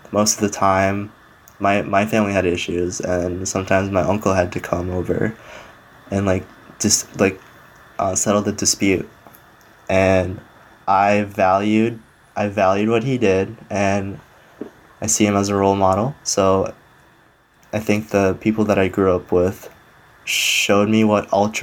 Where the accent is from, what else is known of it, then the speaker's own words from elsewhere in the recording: Kyrgyzstan; moved away; I was born in Kyrgyzstan, which is a Middle Eastern country or Central Asian country.